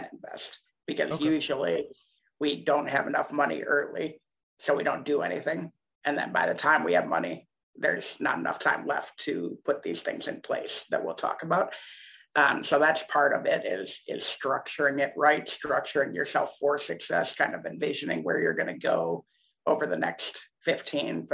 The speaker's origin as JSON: {"language": "English", "town": "Ann Arbor", "region": "Michigan", "country": "United States", "tie": "born or raised there", "said": "I was born in Ann Arbor, Michigan"}